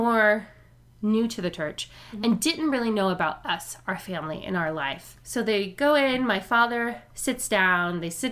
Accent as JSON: {"language": "English", "town": "New Orleans", "region": "Louisiana", "country": "United States", "tie": "born or raised there", "said": "I grew up in New Orleans. I was born in New Orleans"}